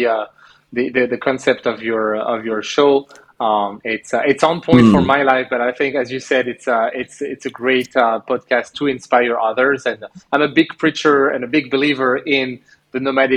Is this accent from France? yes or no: yes; France; moved away as an adult; also born or lived in Montreal, Canada / Algeria; I grew up in France from 7 till 24, wow. So most of my life.